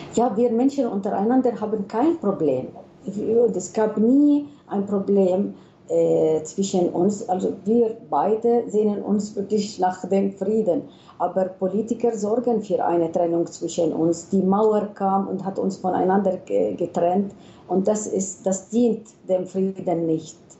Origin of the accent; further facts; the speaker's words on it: Palestine; wir sind Palästinenser